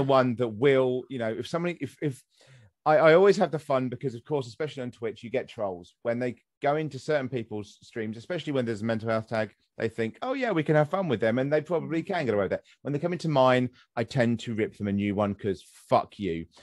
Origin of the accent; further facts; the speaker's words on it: United Kingdom; accent: near received pronunciation; I have near to the received pronunciation